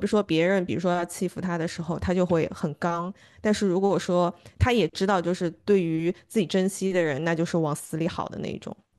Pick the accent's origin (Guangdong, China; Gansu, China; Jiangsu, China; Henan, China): Jiangsu, China; Suzhou; 我妈妈是在长春出生的，然后他他的妈妈也是，然后大家又是好像在很小的年龄一起来到了苏州。所以他们有非常相似的这个成长的经历，然后后来那个成家之后，两家人又住得很近，都住在同一个小区里面